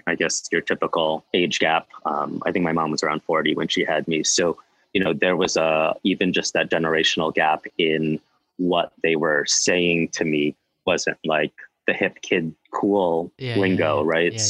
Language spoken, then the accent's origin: English; Livingston, New Jersey, United States; moved away; also born or lived in Pittsburgh; I was born and raised in New Jersey